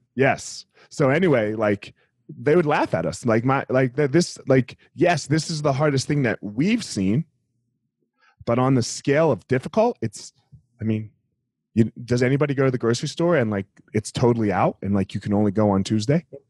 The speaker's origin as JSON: {"language": "English", "region": "New Jersey", "country": "United States", "tie": "born or raised there", "said": "I grew up in Jersey"}